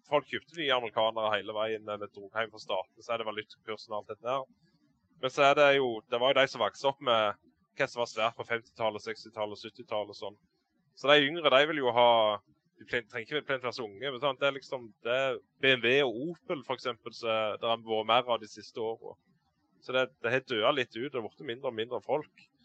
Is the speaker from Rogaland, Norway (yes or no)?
yes; Varhaug, Rogaland, Norway; jeg er fra Varhaug på Jæren, sør for Bryne.